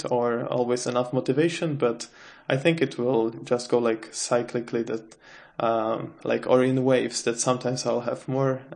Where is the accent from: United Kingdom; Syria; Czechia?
Czechia; moved away as an adult; now in Sweden; I come from the Czech Republic.